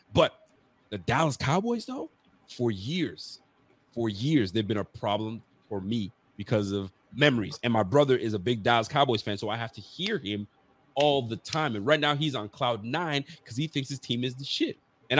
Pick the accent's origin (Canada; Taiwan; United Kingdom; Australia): Canada; So Carl, in Canada, certain parts of Canada, we don't do jugs.